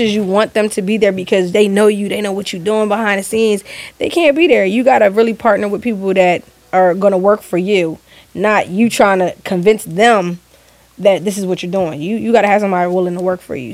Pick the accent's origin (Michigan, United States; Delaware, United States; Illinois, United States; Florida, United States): Delaware, United States; I'm from Delaware